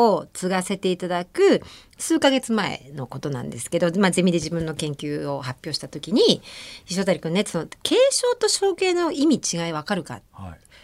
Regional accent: Tokyo, Japan; 赤坂はね、あの私小学校がの効果が山田耕作先生の作曲で

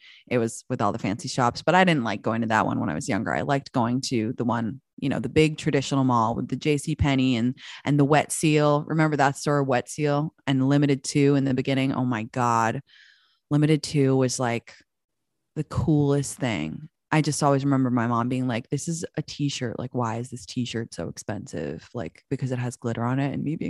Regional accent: England, United Kingdom; because I grew up in England, I had like the hookup because I was going to the States.

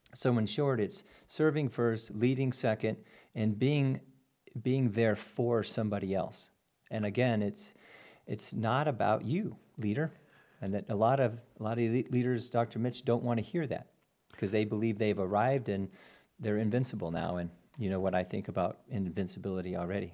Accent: Albuquerque, New Mexico, United States; moved away; also born or lived in Durango, Colorado / Lake of the Ozarks, Missouri; born and raised in Albuquerque

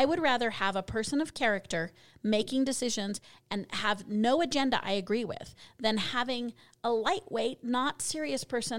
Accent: Colorado, United States; So I as many know, I'm originally from Colorado. So I'm going to have to move back there.

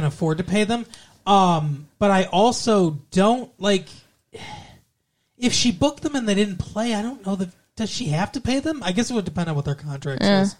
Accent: Melbourne, Victoria, Australia; Because we're from Australia. I'm specifically from Melbourne.

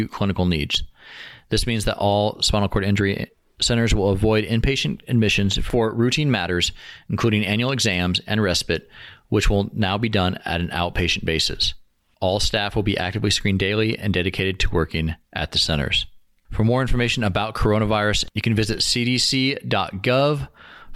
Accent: Olympic Peninsula, Washington, United States; moved away; I'm from the Pacific Northwest myself. I'm about as close as you can get to Alaska. I came from the Olympic National Rainforest area on the peninsula of Washington.

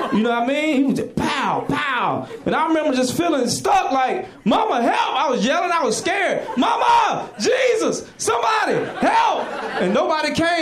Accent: the South, United States; moved away; I'm from the South, and you know our relationship with animals sometimes, especially being black

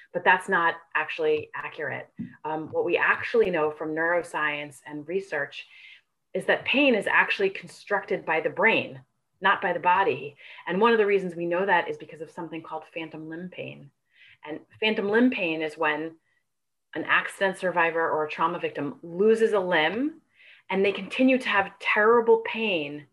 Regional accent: New York, United States; now in California, United States; I am a native New Yorker. I grew up in New York. I now live in California

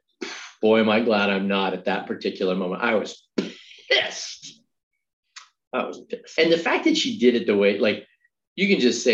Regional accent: Oregon, United States; growing up in Oregon

